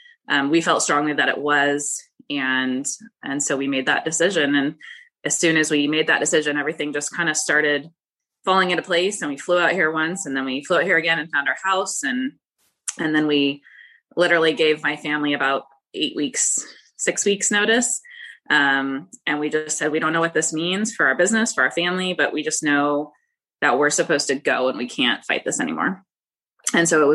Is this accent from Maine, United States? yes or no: no; California, United States; moved away as an adult; now in North Carolina, United States; I grew up in California, been there my whole life